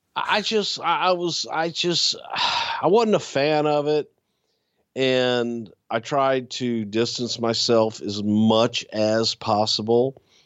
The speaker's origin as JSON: {"language": "English", "region": "Texas", "country": "United States", "said": "I am from the South. I am from Texas"}